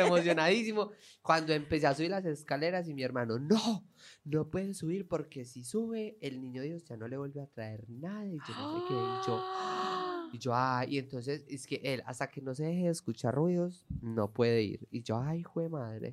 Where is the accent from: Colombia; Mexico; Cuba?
Colombia; now in Spain